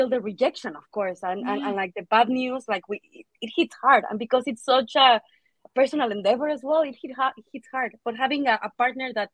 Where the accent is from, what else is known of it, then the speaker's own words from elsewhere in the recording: Mexico; moved away as an adult; also born or lived in Manchester, United Kingdom; now in United Kingdom; I'm originally from Mexico